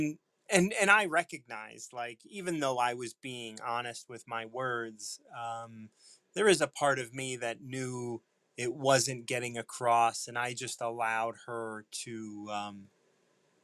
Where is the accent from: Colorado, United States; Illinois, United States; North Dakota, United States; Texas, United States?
Illinois, United States; Chicago; moved away as an adult; now in Hammond, Indiana, United States; Born and raised in Chicago, recently moved here.